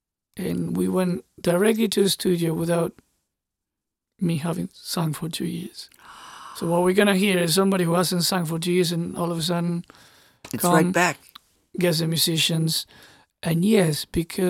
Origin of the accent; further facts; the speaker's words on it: Argentina; I was born and raised in Argentina